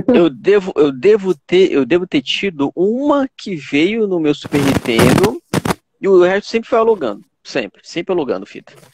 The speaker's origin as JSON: {"language": "Portuguese", "region": "Pará", "country": "Brazil", "said": "eu sou, eu sou do Pará"}